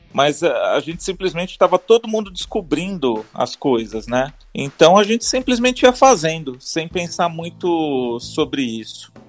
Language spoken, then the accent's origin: Portuguese; Bauru, São Paulo, Brazil; moved away as an adult; Eu, eu nasci em Bauru, passei minha vida lá até a faculdade